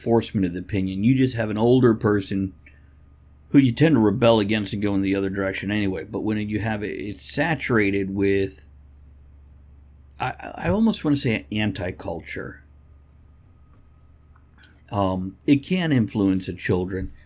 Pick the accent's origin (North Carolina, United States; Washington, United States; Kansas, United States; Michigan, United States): Washington, United States; where I grew up in Washington State